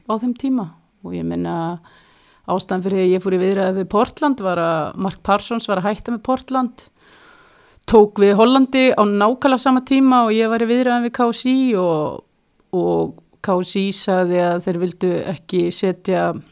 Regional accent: Iceland; moved away as an adult; now in Kristianstad, Sweden; sem bara Íslendingur

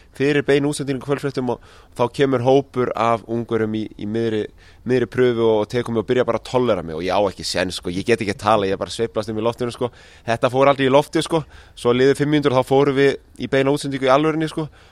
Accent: Iceland; við erum frá Íslandi

